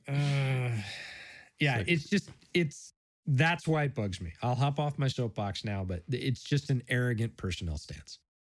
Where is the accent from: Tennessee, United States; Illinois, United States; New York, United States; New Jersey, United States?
New York, United States; Buffalo; did a lot of growing up in Buffalo. My family's from there